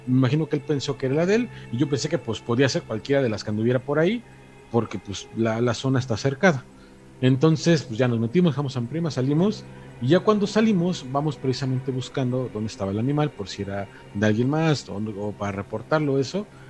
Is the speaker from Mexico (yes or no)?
yes; Mexico; moved away; precisamente detrás de lo que es mi municipio, por ahí más o menos hacia las cercanías de los arcos del Padre Tembleque o los arcos de Zempoala